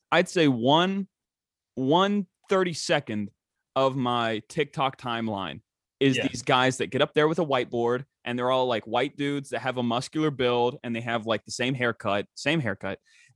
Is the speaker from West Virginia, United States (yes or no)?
yes; West Virginia, United States; me being from West Virginia and growing up in West Virginia